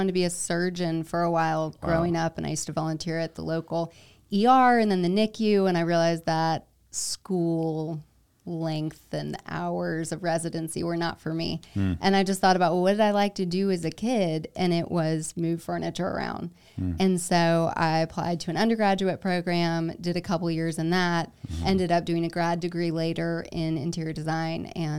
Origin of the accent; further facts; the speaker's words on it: South Carolina, United States; Yeah, I grew up like in South Carolina.